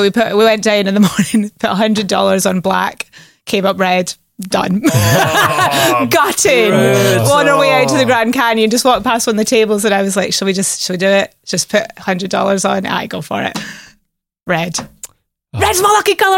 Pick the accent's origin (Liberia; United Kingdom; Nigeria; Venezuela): United Kingdom; Shetland, Scotland; moved away; I am born and bred in Shetland, Island girl